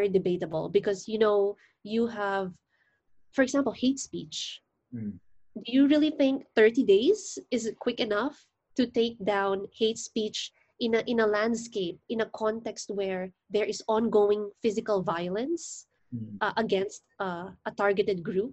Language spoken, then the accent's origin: English; Philippines; I'm a lawyer from the Philippines